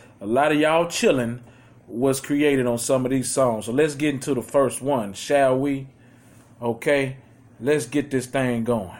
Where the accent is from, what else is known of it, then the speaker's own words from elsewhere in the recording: Houston, Texas, United States; Just to let y'all know, we are from Houston, Texas, man.